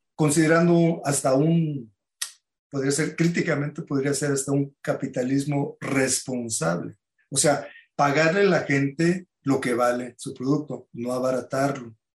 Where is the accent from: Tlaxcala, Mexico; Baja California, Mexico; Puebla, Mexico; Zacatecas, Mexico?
Baja California, Mexico; Tijuana; yo crecí en Tijuana.